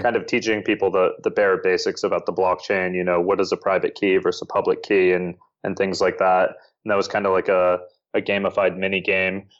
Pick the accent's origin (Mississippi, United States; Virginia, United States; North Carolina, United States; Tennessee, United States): Virginia, United States; Northern; moved away as an adult; also born or lived in Bangkok, Thailand; now in Seoul, South Korea; I am from the U S, uh, in Northern Virginia, right outside of Washington, D C.